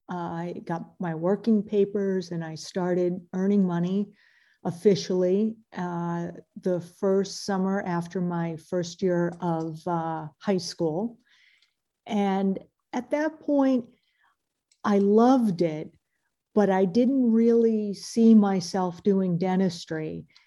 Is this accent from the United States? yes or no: yes; New York, United States; moved away as an adult; No, I did not. I grew up in New York, but had a really lovely time after I went to Boston University Dental School.